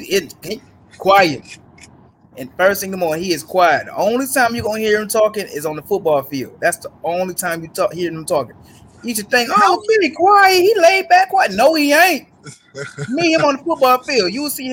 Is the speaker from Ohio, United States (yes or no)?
yes; Cleveland, Ohio, United States; He from Columbus. I'm from Cleveland.